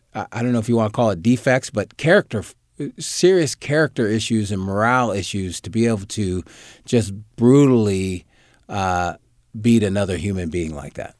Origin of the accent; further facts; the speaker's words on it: Sacramento, California, United States; growing up in Oak Park and being raised, uh, by my mom